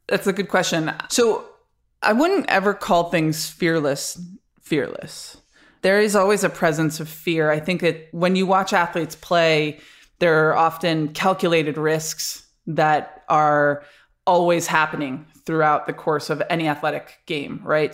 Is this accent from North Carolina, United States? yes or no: no; Rochester, New York, United States; moved away as an adult; also born or lived in Florida; I grew up in Rochester, New York